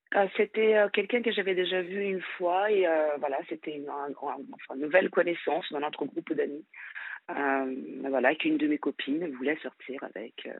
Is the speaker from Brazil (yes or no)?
yes; Brazil; moved away as an adult; now in France; je suis brésilienne